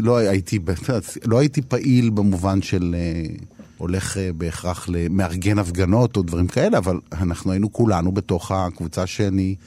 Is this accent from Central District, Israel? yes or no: no; Herzliya, Tel Aviv District, Israel; שהייתה לי ילדות אה, מסובכת, אה, לכאורה יפה כזאת, הרצליה פיתוח